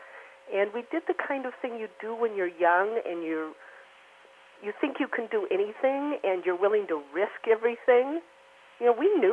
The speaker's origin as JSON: {"language": "English", "region": "Midwest", "country": "United States", "tie": "born or raised there", "also_born_or_lived": "Oregon", "moved": "yes", "said": "I grew up in the Midwest"}